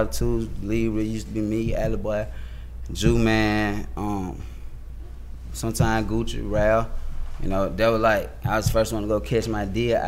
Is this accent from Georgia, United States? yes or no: yes; Atlanta, Georgia, United States; also born or lived in Riverdale, Georgia / College Park, Georgia; I'm from East Atlanta. You feel me? Glenwood Avenue to be exact.